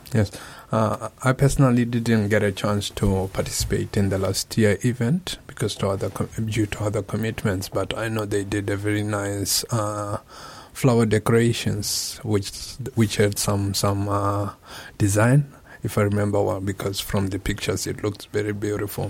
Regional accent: Botswana; English is a second language; moved away as an adult; now in Japan; I am from Botswana, uh, an M2 student at Kobe Institute of Computing

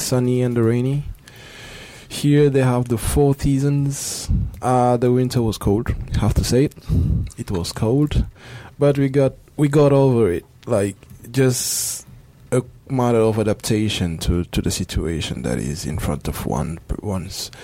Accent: Senegal; moved away as an adult; now in Japan; I come from Senegal, and uh, I'm studying at KIC, Kobe Institute of Computing

